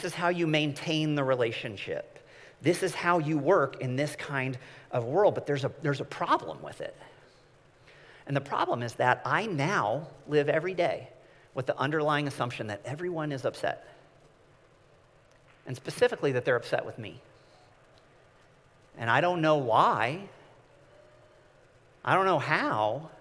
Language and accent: English; Midwest, United States; I am from the Midwest